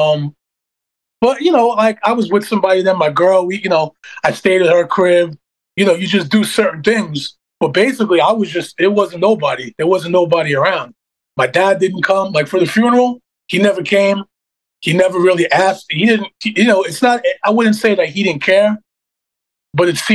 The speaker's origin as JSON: {"language": "English", "town": "New York City", "region": "New York", "country": "United States", "tie": "born or raised there", "said": "This was in Canarsie. This was Glenwood Houses."}